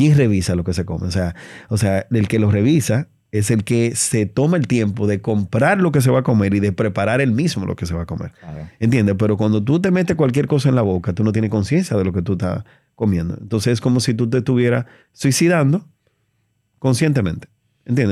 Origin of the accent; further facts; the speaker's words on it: Dominican Republic; soy un, dominicano